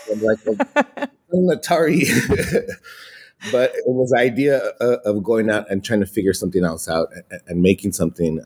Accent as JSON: {"language": "English", "town": "Los Angeles", "region": "California", "country": "United States", "tie": "born or raised there", "said": "I grew up in Ball Heights in East Los Angeles"}